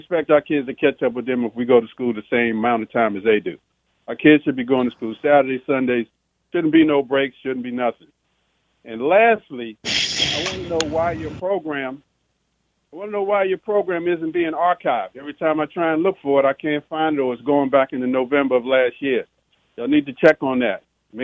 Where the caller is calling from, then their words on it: Washington, District of Columbia, United States; Yeah, I'm calling from Tacoma Park, D.C.